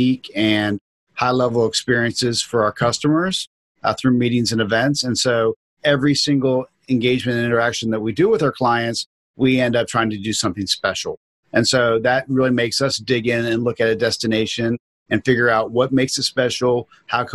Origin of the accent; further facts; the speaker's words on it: Florida, United States; I'm born and raised in Florida